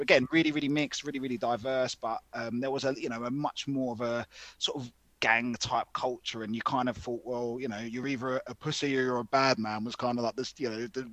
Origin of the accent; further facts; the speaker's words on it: London, United Kingdom; growing up in England